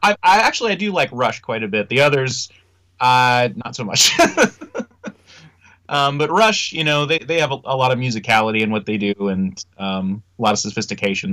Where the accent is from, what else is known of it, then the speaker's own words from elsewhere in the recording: Indianapolis, Indiana, United States; our hometown